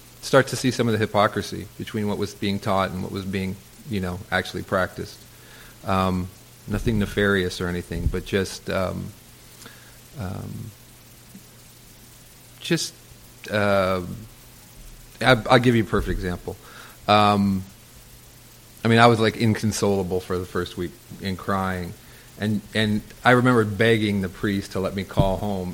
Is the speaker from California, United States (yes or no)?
yes; Southern California, United States; I grew up in Southern California